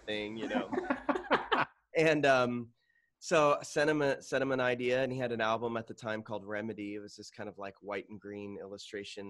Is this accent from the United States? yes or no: yes; Tucson, Arizona, United States; now in Phoenix, United States; I grew up in Tucson, Arizona